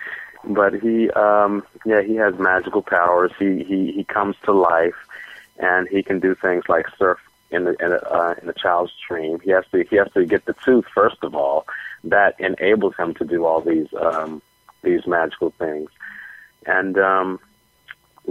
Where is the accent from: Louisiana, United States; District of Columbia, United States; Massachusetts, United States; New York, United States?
District of Columbia, United States; Washington; I was born in Washington, D.C., and I came up in the public school system